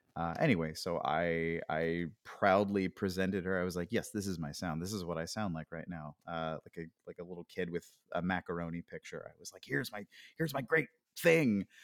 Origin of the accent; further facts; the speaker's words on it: Pennsylvania, United States; moved away as an adult; I grew up in Pennsylvania, uh, and I didn't really leave the state very much